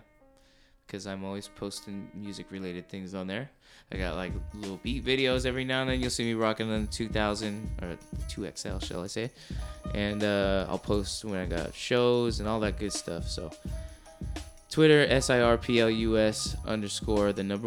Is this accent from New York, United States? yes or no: no; Orange County, California, United States; Whenever I say I'm from Orange County, people think I'm from the beach